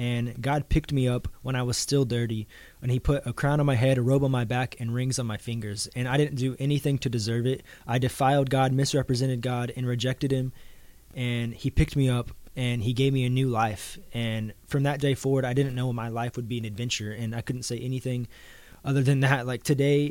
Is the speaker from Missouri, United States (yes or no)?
yes; Missouri, United States; Growing up in the church that I grew up in Missouri